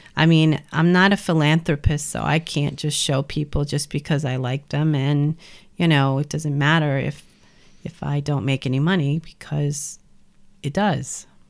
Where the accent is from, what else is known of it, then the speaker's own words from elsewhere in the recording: New Orleans, Louisiana, United States; also born or lived in Brooklyn; now in Cold Spring, United States; growing up in New Orleans